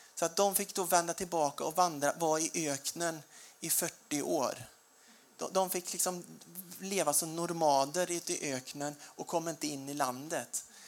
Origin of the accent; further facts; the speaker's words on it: Småland, Sweden; Jag är smålänning